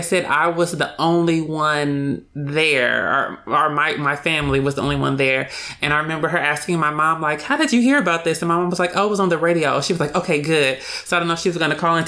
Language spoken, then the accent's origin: English; Los Angeles, California, United States; I'm from Los Angeles